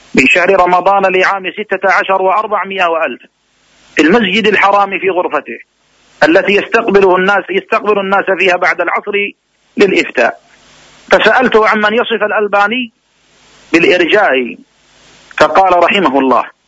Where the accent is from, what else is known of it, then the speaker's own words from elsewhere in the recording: Riyadh, Riyadh Province, Saudi Arabia; عندنا في الرياض